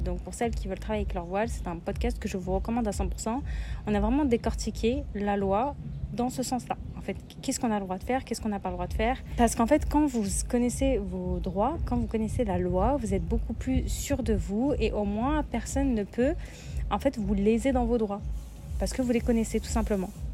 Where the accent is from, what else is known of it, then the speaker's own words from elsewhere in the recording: Lyon, Auvergne-Rhône-Alpes, France; moi je viens de Lyon